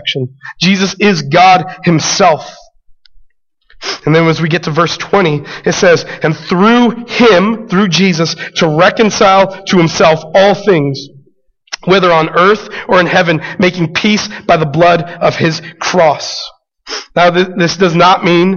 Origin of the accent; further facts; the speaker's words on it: Albuquerque, New Mexico, United States; growing up in Albuquerque, being a city boy